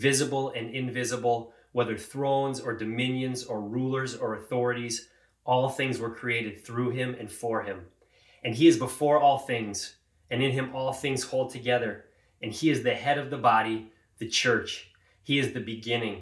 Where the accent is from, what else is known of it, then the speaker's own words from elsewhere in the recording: Cleveland, Ohio, United States; I'm from Cleveland.